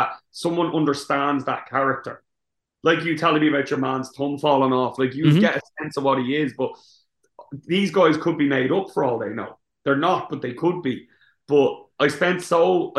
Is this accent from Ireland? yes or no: yes; Ireland; I'm Irish